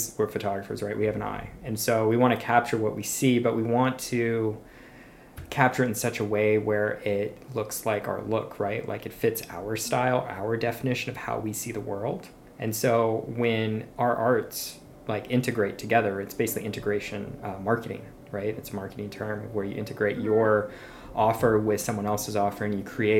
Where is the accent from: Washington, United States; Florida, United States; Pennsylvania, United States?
Florida, United States; moved away; I grew up in Florida